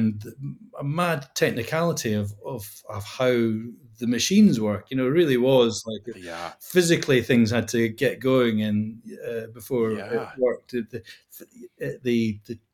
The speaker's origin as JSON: {"language": "English", "region": "Scotland", "country": "United Kingdom", "tie": "born or raised there", "moved": "yes", "said": "growing up in Scotland"}